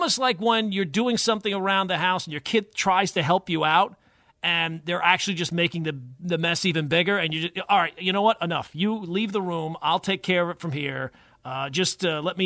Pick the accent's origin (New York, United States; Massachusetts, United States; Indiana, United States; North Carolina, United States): New York, United States; Long Island; moved away as an adult; now in New Jersey, United States; I grew up on Long Island